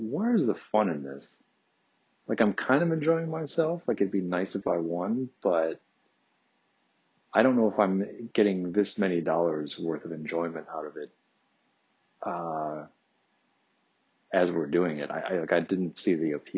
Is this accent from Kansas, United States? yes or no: no; Detroit, Michigan, United States; growing up in Detroit, you're right across the river from Canada.